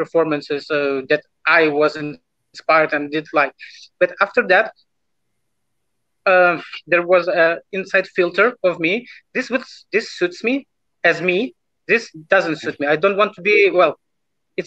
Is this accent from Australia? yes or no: no; Lithuania; English is a second language; So I just born in Lithuania.